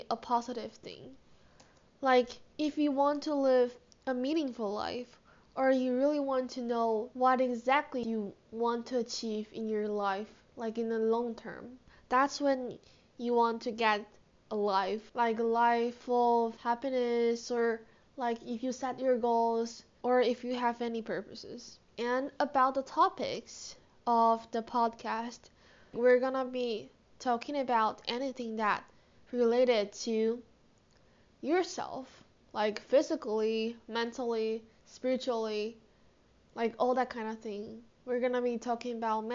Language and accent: English; Taiwan; I'm from Taiwan, and currently studying high school